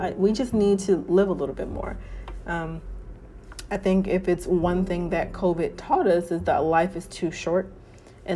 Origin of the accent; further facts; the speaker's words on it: Oakland, California, United States; moved away as an adult; now in Los Angeles, United States; being born and raised in Oakland, California